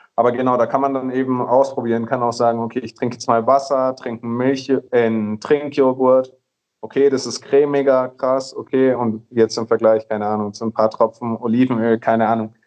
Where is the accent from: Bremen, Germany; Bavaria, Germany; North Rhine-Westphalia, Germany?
Bavaria, Germany; Nuremberg; moved away as an adult; also born or lived in Vienna, Austria; now in Colombia; ich komme aus Nürnberg, ähm, habe in Wien studiert, in Österreich